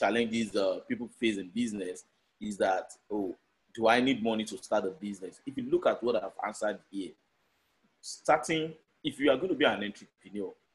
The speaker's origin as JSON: {"language": "English", "country": "Nigeria", "said": "I'm a Nigerian"}